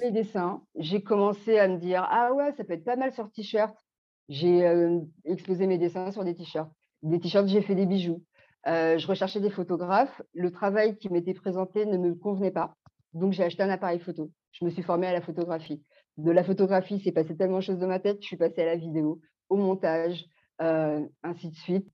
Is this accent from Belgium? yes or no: yes; Belgium; also born or lived in French Guiana / Martinique / Guadeloupe; now in Île-de-France, France; je vis en Ile-de-France, j'ai grandi aussi en Belgique et euh, mes parents sont Guyane, Martinique et Guadeloupe